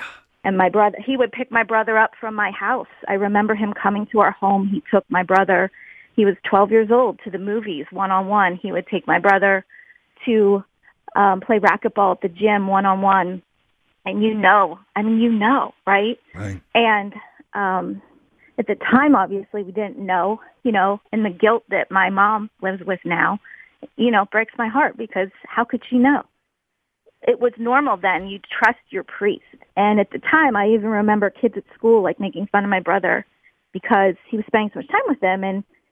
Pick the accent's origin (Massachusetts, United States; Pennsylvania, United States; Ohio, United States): Pennsylvania, United States; Crafton; We grew up in Crafton, went to St. Philip's School and Parish in Crafton.